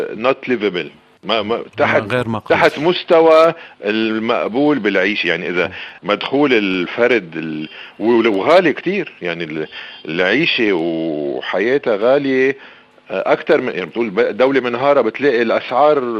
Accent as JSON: {"language": "Arabic", "country": "Lebanon"}